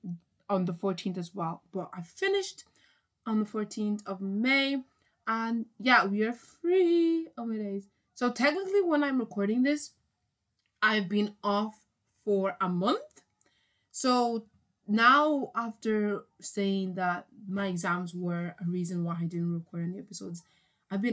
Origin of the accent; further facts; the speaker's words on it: Ireland; I'm from Ireland